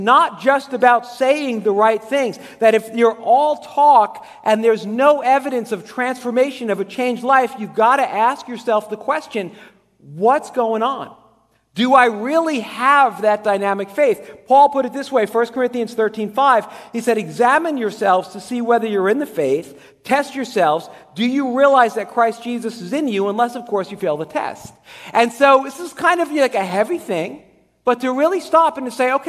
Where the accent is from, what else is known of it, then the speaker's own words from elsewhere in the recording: Dumont, New Jersey, United States; I grew up in Dumont, and I lived right on the border of Dumont and Haworth